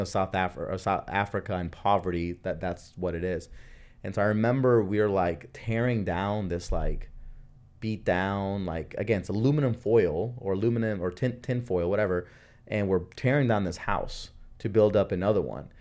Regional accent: Honduras; now in United States; I was born in Honduras

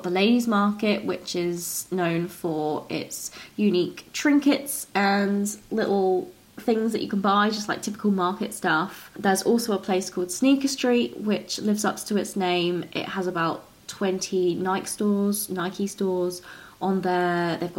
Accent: Brighton, South East England, United Kingdom; now in Australia; And we're both from Brighton, which is a coastal town in the UK in the south, so I'm used to the sea anyway. But where I'm living now in rural Australia, I really miss the beach.

